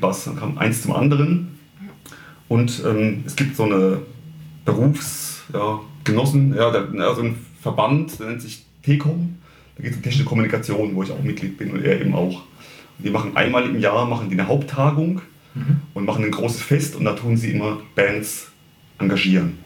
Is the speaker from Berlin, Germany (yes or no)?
no; Heidelberg area, Baden-Württemberg, Germany; ich komme aus der Heidelberger Gegend